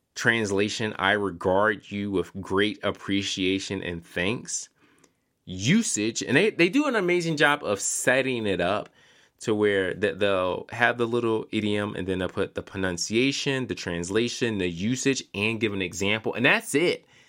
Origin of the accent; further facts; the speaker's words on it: Philadelphia, Pennsylvania, United States; moved away; also born or lived in Charlotte, North Carolina; I'm from Philadelphia originally